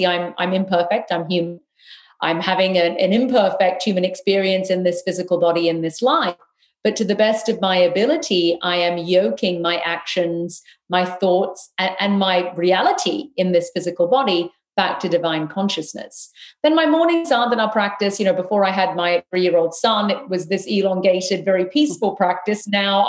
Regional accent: South India, India; but we as South Indians, and I'm Tamil, that falls into that category

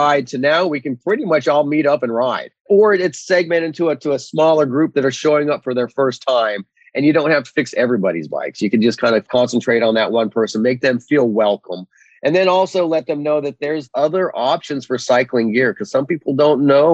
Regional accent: Fort Collins, Colorado, United States; now in Gulf Coast, United States; I grew up in the Rocky Mountains as well. So, you know, the Front Range of Colorado, Fort Collins, Colorado.

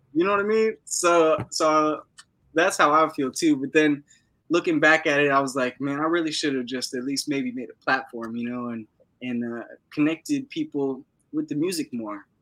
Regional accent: Los Angeles, California, United States; moved away as an adult; now in Oregon, United States; I'm from West LA, Venice Beach, California, Los Angeles. Uh, born and raised

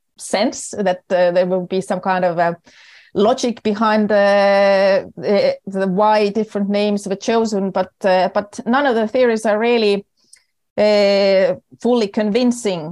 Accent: Estonia; accent: typical for Estonians and Finns; English is a second language; moved away as an adult; also born or lived in Oslo, Norway; I am originally Estonian

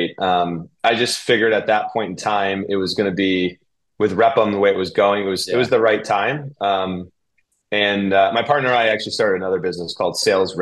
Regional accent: New York, United States; moved away; also born or lived in Connecticut; I'm from New York

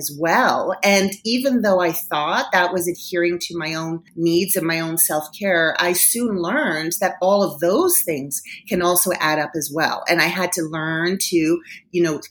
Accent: Toronto, Ontario, Canada; moved away as an adult; now in Denver, United States; I am originally from Toronto, Canada. So before I moved to Denver, Colorado, I was working in media in Toronto

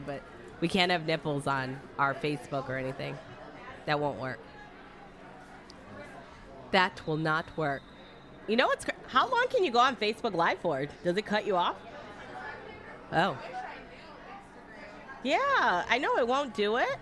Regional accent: Pinellas County, Florida, United States; I'm from Pinellas County

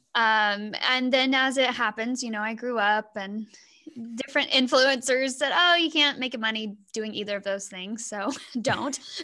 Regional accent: Southwest Oklahoma, United States; moved away as an adult; now in Sonora, United States; I'm actually from Southwest Oklahoma

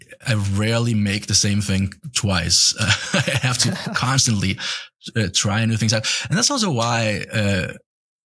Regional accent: Denmark; moved away as an adult; now in United States; I'm from Denmark

